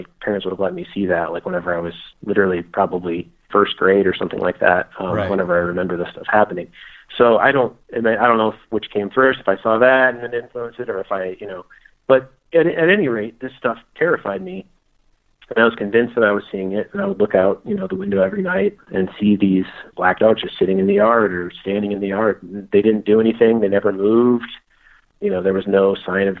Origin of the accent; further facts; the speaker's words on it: Crown Point, Indiana, United States; whenever I was a kid growing up in Northwest Indiana